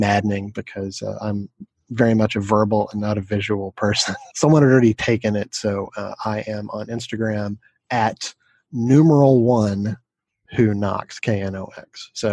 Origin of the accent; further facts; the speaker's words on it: Knoxville, Tennessee, United States; moved away; I am originally from Knoxville, Tennessee